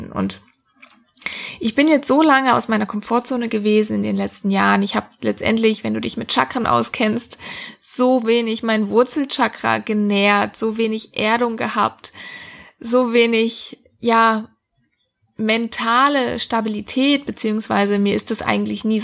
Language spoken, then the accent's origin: German; Freiburg, Baden-Württemberg, Germany; Ich wollte eigentlich immer in meiner Heimat, das ist Freiburg im schönen Süden von Deutschland, bleiben.